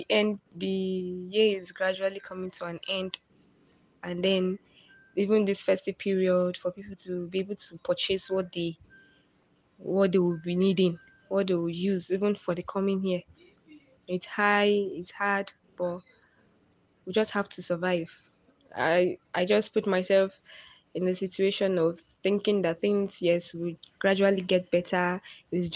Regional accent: Nigeria; As a Nigerian

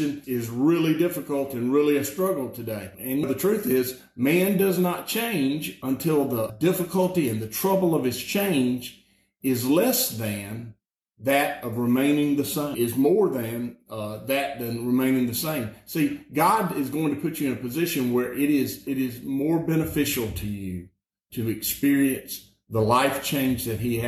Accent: Alabama, United States; I'm just from Alabama

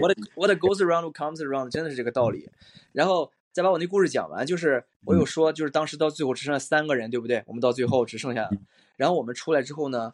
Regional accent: China; 我们中国人是讲究一个实用主义

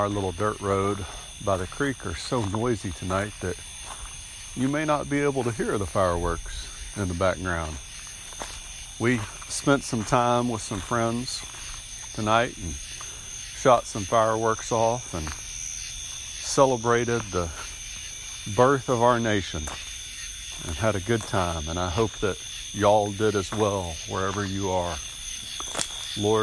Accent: United States; as an American

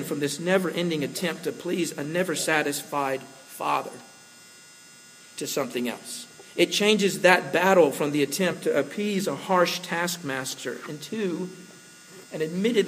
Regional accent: Slidell, Louisiana, United States; When I was growing up in Slidell, one of my closest friends from high school was a guy named Jeff

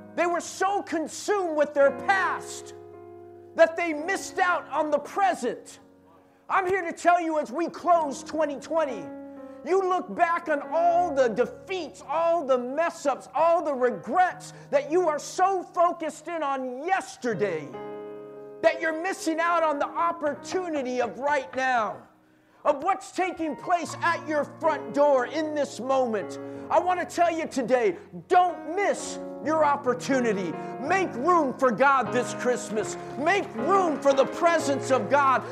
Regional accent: San Jose, California, United States; we're from San Jose.

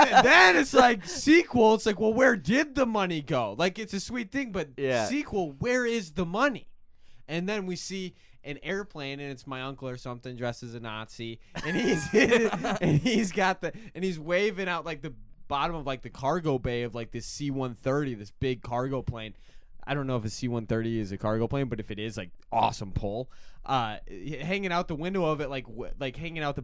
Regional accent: Iowa, United States; also born or lived in Evanston; I'm from Iowa more than anything

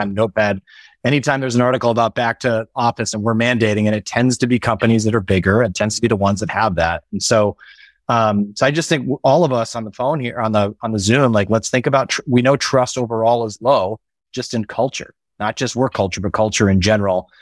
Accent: Midwest, United States; moved away as an adult; we, we grew up in the Midwest

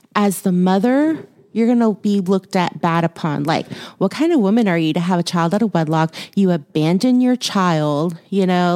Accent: Houston, Texas, United States; moved away; I was born in Houston, raised there for a while, lived there for a while

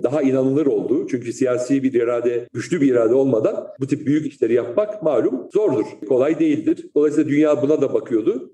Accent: Istanbul, Turkey; also born or lived in Berlin, Germany; Ben aslen Rizeli olup Üsküdar'da doğmuş, İstanbul Üsküdar'da doğmuş, büyümüş birisiyim.

